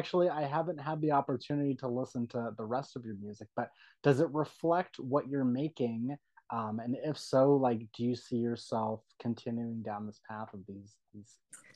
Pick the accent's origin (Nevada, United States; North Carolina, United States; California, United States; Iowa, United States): California, United States; San Diego; now in Calabasas, United States; I was born and raised in San Diego.